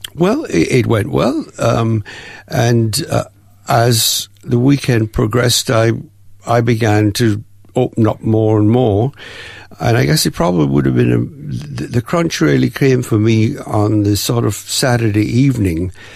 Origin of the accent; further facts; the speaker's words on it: Jamaica; moved away as an adult; also born or lived in Windsor, England; now in Melbourne, Australia; we, Mum and I, moved to Jamaica um, when I was about three, three and a half years old